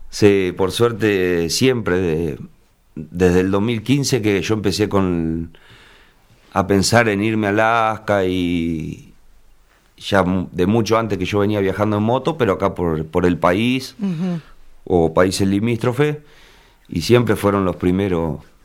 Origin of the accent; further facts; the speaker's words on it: Argentina; soy de Argentina